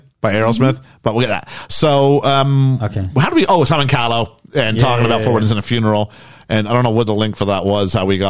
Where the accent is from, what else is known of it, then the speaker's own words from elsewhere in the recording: Canada; as a Canadian